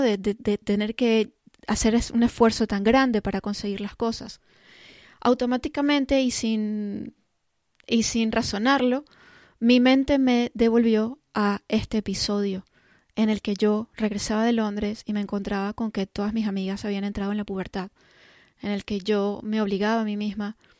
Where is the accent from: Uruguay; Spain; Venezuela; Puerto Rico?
Venezuela; Caracas, Capital District; moved away; also born or lived in London; Yo nací en Caracas, Venezuela, y en aquella época, pues vivíamos en, Caracas